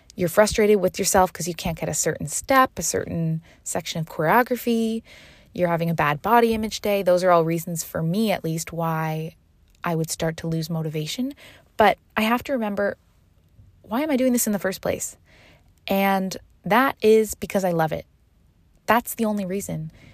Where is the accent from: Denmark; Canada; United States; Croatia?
Canada; moved away as an adult; now in Seville, Spain; I am originally from Canada, and this year I decided to move to Spain, Sevilla, for dance